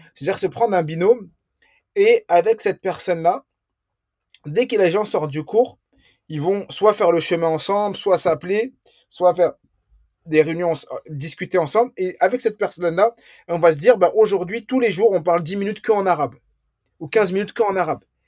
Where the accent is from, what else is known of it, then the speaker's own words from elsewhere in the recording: France; je suis né en France.